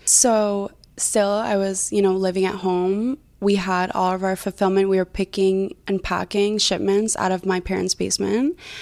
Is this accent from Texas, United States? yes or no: no; New Jersey, United States; I'm originally from New Jersey